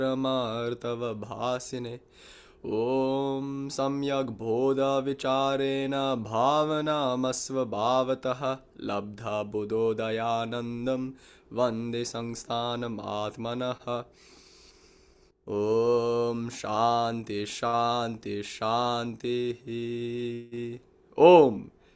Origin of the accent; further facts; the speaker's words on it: Malaysia; So I grew up in Malaysia.